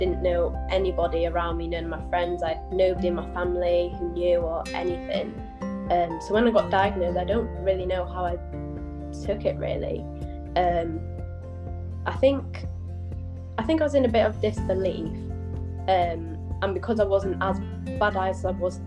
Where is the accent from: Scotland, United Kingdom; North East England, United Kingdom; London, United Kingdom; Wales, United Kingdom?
Wales, United Kingdom; North; moved away as an adult; now in South Yorkshire, United Kingdom; I'm from North Wales originally, but I'm living in South Yorkshire at the minute. I came here to study in 2018